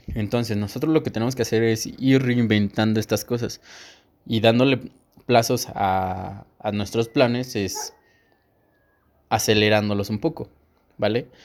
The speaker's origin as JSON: {"language": "Spanish", "region": "State of Mexico", "country": "Mexico", "said": "yo soy de aquí, del Estado de México"}